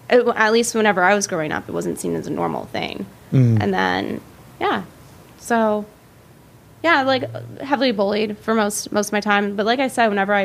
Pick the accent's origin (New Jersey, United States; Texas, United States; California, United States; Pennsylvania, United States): Pennsylvania, United States; Pittsburgh; also born or lived in Michigan; I was born in Michigan. My family moved us out to north of Pittsburgh when I was like 8 or 9